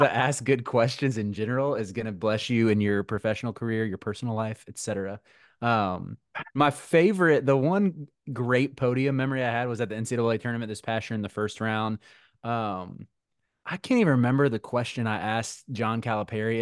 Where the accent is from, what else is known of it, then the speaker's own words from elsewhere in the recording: Charlotte, North Carolina, United States; I grew up in Charlotte